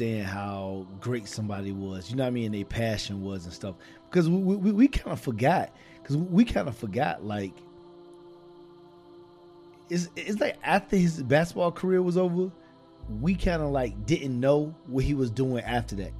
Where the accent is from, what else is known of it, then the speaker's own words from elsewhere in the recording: Virginia, United States; I grew up in Virginia